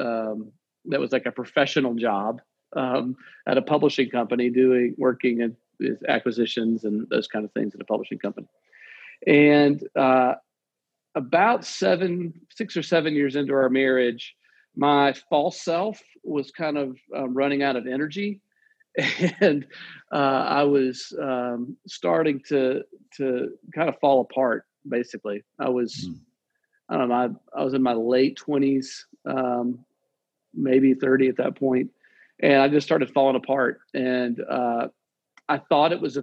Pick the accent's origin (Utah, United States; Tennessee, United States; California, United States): Tennessee, United States; Nashville; I was born in Nashville